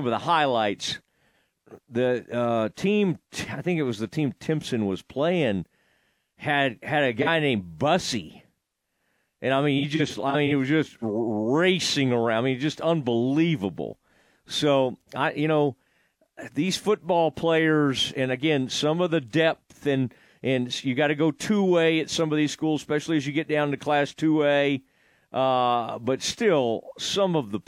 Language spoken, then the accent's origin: English; Kaufman, Texas, United States; I grew up in Kaufman.